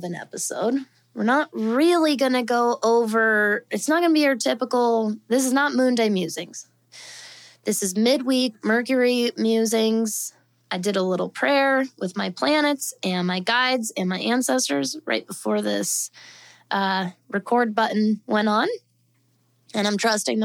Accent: suburbs outside Denver, Colorado, United States; moved away; if you're from the suburban, just outside of Denver regional area that we're from

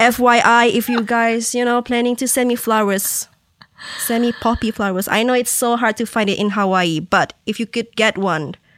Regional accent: Malaysia; moved away; I born and raised in that culture

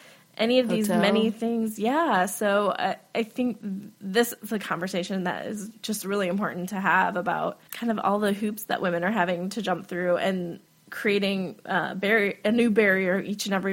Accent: Wisconsin, United States; I'm from Wisconsin

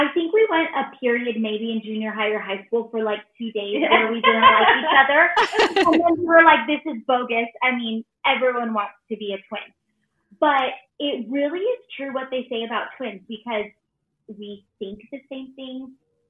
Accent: Phoenix, Arizona, United States; We are from Phoenix, Arizona, and we actually live in Mesa, which is a suburb right out of outside of Phoenix. And we are born and raised here.

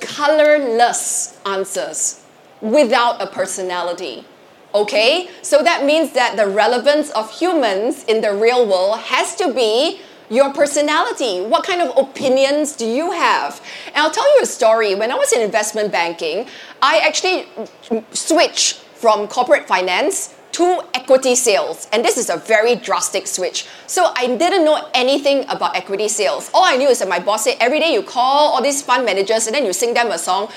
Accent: Singapore; I'm Singaporean

